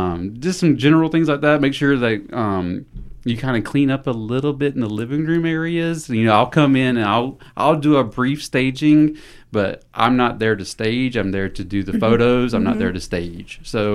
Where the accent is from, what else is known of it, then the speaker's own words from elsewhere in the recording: Thomasville, Georgia, United States; moved away as an adult; now in Newnan, United States; born and raised in Thomasville, Georgia